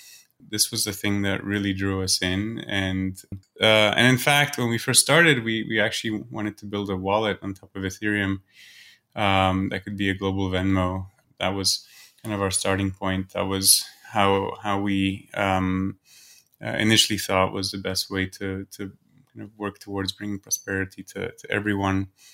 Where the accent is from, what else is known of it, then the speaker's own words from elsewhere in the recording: Singapore; My parents are from Poland, but I grew up in Singapore.